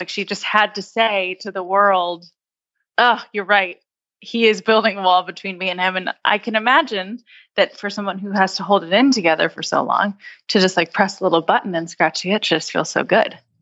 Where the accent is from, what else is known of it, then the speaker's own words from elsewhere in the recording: United States; as an American